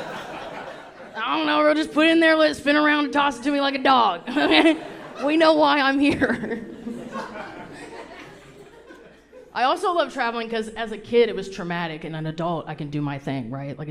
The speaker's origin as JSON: {"language": "English", "region": "the South", "country": "United States", "tie": "born or raised there", "moved": "yes", "said": "I grew up very Southern, okay? Like, I can't go back to my hometown and order unsweet tea where I'm from"}